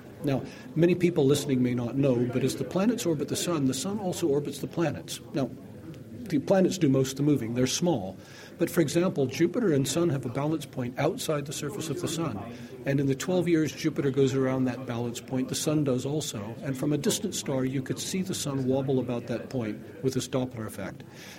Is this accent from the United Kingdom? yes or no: yes; United Kingdom; accent: North American; You can hear I have a North American accent, even though I am British. I'm one of these immigrants you read so much about.